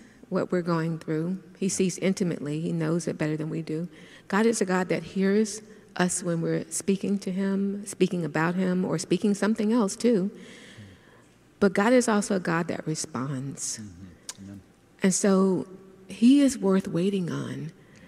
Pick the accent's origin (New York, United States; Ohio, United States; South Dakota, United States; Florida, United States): Florida, United States; Miami; I'm from Liberty City